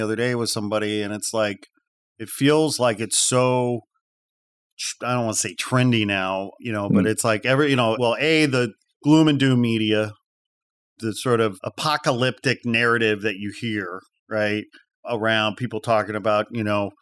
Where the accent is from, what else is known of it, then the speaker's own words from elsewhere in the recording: outside Chicago, Illinois, United States; I'm a Midwest boy. I grew up outside Chicago